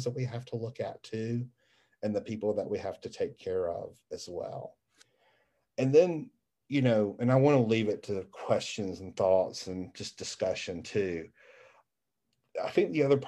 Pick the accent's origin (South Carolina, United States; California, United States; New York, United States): South Carolina, United States; Greenville; I'm from Greenville, South Carolina, and I love my hometown